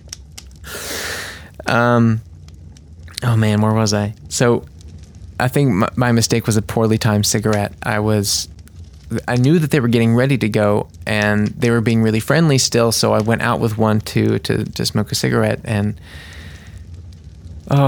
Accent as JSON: {"language": "English", "country": "United States", "said": "I'm the American guy"}